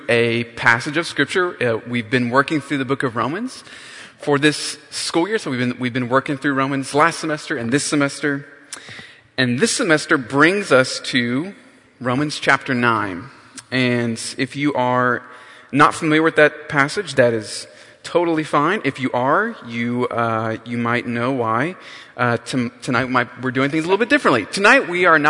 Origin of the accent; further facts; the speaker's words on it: North Carolina, United States; I grew up in North Carolina